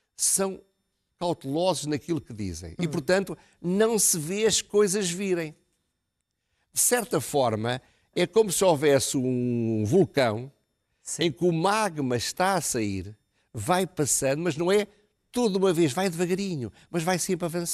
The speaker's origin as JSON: {"language": "Portuguese", "country": "Portugal"}